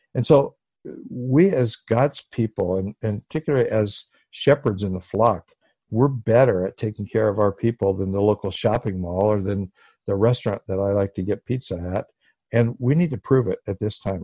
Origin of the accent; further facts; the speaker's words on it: Hawaii, United States; I come from Hawaii where people are loving and they hug each other a lot